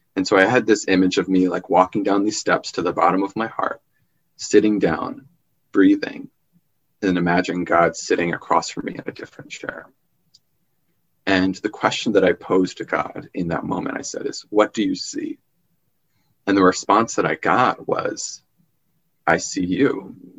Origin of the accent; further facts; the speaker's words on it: Long Island, New York, United States; my childhood growing up on Long Island